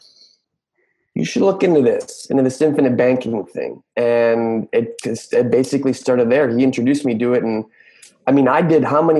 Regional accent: Mexico City, Mexico; I was born and raised in Mexico City

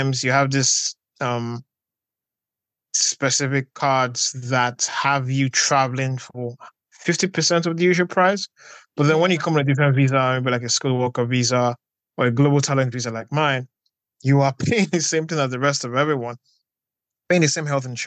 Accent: Nigeria; moved away as an adult; also born or lived in Delta State, Nigeria / Lagos, Nigeria; now in United Kingdom; I'm Nigerian and I'm a lawyer, writer, journalist, communications executive, and film critic.

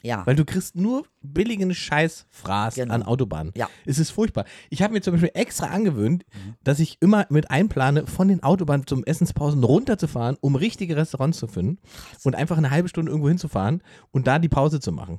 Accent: the East, eastern Germany, Germany; wo ich herkomme

